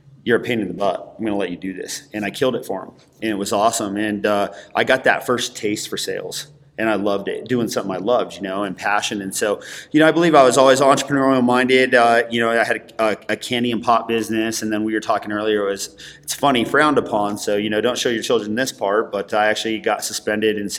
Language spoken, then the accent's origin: English; Denver, Colorado, United States; I grew up here in Denver.